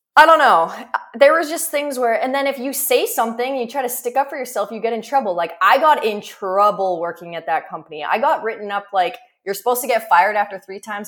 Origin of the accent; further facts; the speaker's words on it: Prince Albert, Saskatchewan, Canada; moved away; I grew up in Prince Albert, Saskatchewan, in the middle of fucking nowhere